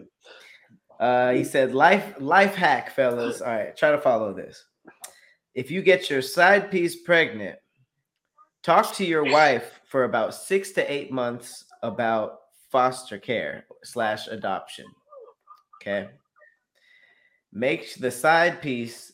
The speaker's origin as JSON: {"language": "English", "town": "Los Angeles", "region": "California", "country": "United States", "tie": "born or raised there"}